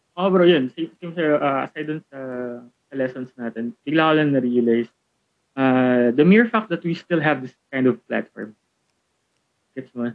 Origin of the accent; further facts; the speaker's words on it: Philippines; tayo kasi as a Filipino